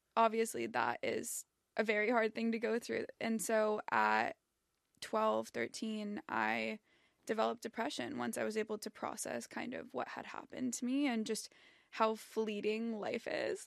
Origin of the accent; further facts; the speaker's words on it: Southern California, United States; I grew up in Southern California.